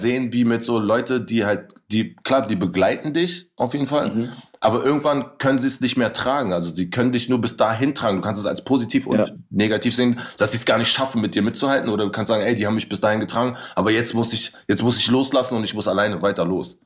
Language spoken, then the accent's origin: German; Berlin, Germany; wo ich in Kreuzberg groß geworden bin